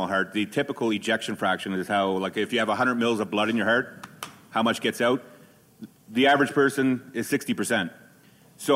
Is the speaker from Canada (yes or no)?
yes; Nova Scotia, Canada; now in Calgary, Canada; I'm from Nova Scotia originally. I live out here in Calgary now.